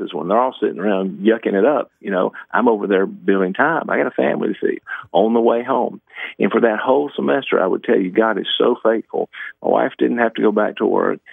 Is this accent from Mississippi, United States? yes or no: yes; Natchez, Mississippi, United States; also born or lived in Hattiesburg, Mississippi; I grew up in Mississippi, in Natchez, Mississippi.